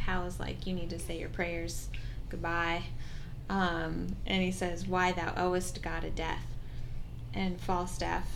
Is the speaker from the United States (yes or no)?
yes; United States; I'm American